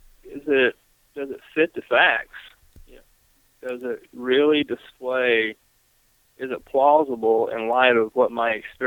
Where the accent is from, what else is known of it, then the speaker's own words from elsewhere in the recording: Greensboro, North Carolina, United States; here in my hometown of Greensboro, North Carolina